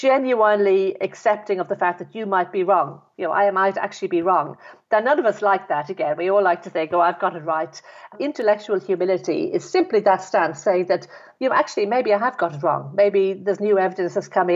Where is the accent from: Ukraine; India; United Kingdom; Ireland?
Ireland; Dublin, Leinster; I was brought up in Ireland, in Dublin